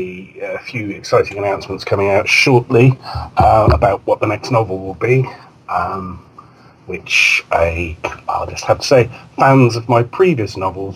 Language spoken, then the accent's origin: English; Bristol, South West England, United Kingdom; BristolCon, which is the southwest of England's premier top sci-fi convention, at which I was guest of honor in 2012, which was obviously a big honor because it's my hometown as well.